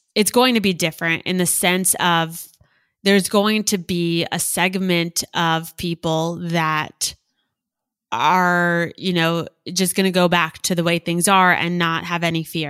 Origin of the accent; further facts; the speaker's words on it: South Florida, United States; also born or lived in Gainesville, Florida / New York City / Boca Raton, Florida; I grew up in South Florida